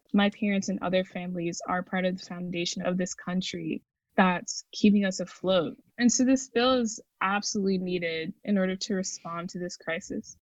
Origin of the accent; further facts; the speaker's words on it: St. Croix, U.S. Virgin Islands; now in United States; I'm from St. Croix, the United States Virgin Islands